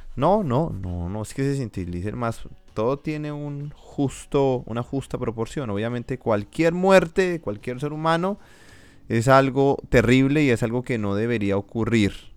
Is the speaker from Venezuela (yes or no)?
no; Colombia; mi país